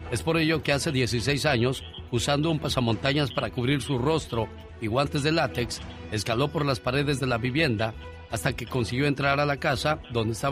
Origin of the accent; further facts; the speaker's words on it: Monterrey, Nuevo León, Mexico; moved away; Un día salí de Monterrey, Nuevo León, México. Pero Monterrey, Nuevo León, México nunca salió de mí.